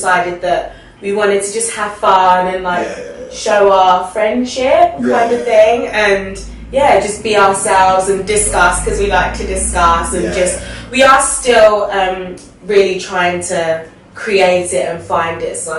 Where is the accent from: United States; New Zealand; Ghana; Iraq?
Ghana; I'm Ghanaian. Yeah, I'm definitely Ghanaian